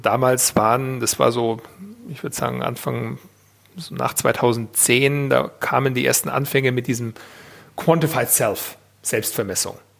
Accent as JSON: {"language": "German", "town": "Weilheim in Oberbayern", "region": "Bavaria", "country": "Germany", "tie": "born or raised there", "said": "ich bin eigentlich ein normaler bayerischer, oberbayerischer Junge und der damals in Bayern geboren wurde"}